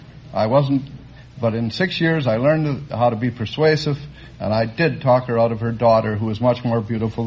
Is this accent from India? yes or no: no; London, Ontario, Canada; London, Canada.